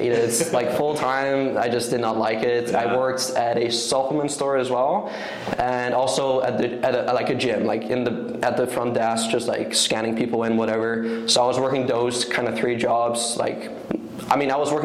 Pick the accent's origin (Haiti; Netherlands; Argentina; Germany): Netherlands; moved away as an adult; also born or lived in Vancouver, British Columbia, Canada; I watched it all my life growing up in Europe, in the Netherlands